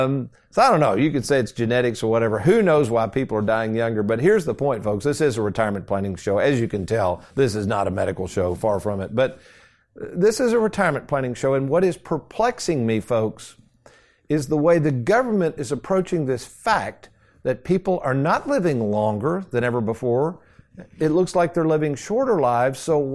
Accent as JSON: {"language": "English", "town": "Lexington", "country": "United States", "tie": "born or raised there", "said": "But the same house I grew up"}